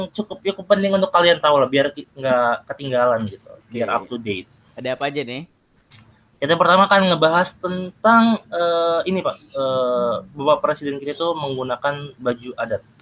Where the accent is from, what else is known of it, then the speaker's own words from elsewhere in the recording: South Jakarta, Jakarta, Indonesia; now in Colorado, United States; Jadi sekarang di Colorado cuma lagi ini pak. Dulu tuh iya, pak, saya dari Jakarta Selatan.